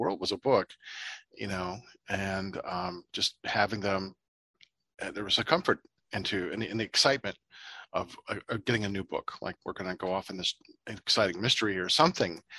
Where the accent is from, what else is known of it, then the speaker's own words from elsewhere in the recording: Ohio, United States; I'm from Ohio